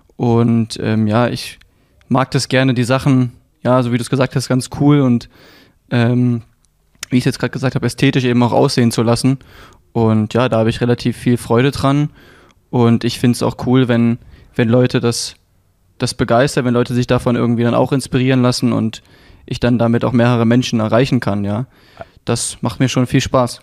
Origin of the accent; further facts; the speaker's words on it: Leipzig, Saxony, Germany; ich bin geboren in Leipzig, bin hier groß geworden